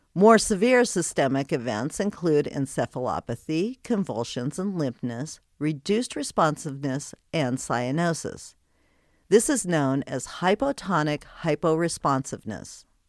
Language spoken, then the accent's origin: English; Colorado, United States; moved away; also born or lived in Wyoming / Texas; Then I moved to Texas, then back to my home state of Colorado.